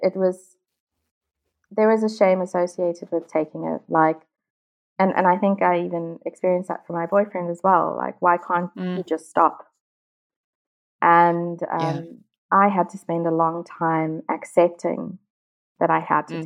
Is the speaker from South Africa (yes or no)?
yes; South Africa; moved away; I'm originally from South Africa